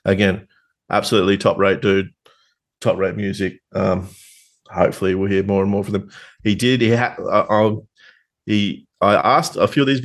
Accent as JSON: {"language": "English", "region": "Tasmania", "country": "Australia", "accent": "Tasmanian", "said": "my Tasmanian accent"}